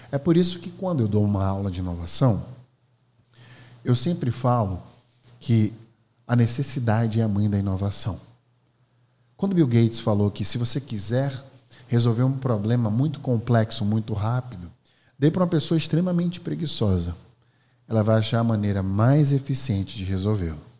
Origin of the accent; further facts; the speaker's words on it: Alagoas, Brazil; eu sou …, sou professor, empreendedor, sou de Alagoas.